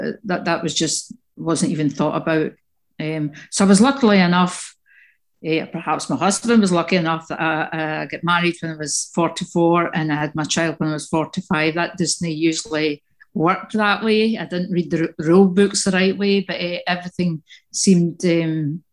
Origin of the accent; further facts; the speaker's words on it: Scotland, United Kingdom; moved away; also born or lived in Italy; as a Scottish woman